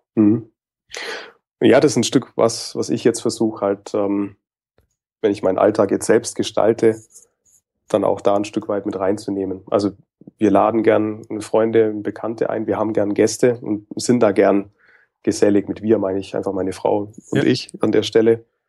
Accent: Nuremberg area, Franconia, Bavaria, Germany; bin eigentlich auch ein waschechter Franke, also komme tatsächlich auch aus dem Nürnberger Umfeld

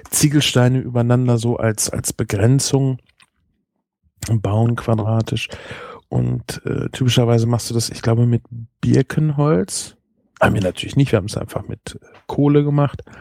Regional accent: Espelkamp, North Rhine-Westphalia, Germany; Und wir kommen ja eigentlich aus Esbekamp. Das ist eine Flüchtlingsstadt.

